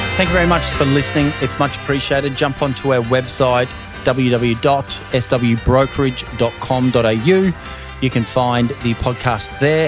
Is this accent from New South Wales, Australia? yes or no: no; Queensland, Australia; also born or lived in Scotland; I came from Scotland originally as a young boy. And growing up here in Queensland